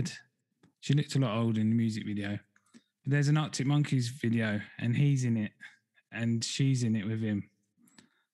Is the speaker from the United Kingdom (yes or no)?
yes; Essex, East of England, United Kingdom; now in Devon, United Kingdom; I'm from Essex originally. I'm in Devon now